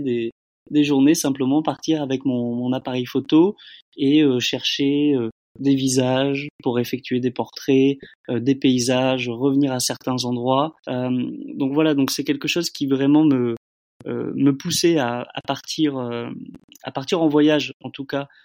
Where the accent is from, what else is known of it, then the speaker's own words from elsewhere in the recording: Bordeaux, Nouvelle-Aquitaine, France; moved away as an adult; now in Laos; je suis originaire de Bordeaux